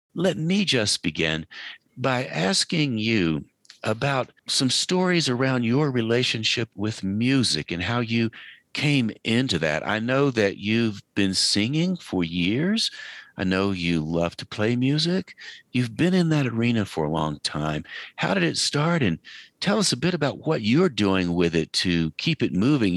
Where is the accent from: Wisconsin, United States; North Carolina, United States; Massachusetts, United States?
North Carolina, United States; Asheville; I grew up in Western North Carolina, outside of Asheville